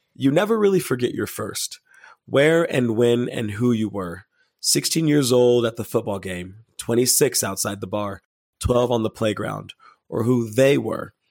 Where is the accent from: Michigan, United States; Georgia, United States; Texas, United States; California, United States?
Texas, United States; Dallas; I am from Dallas, Texas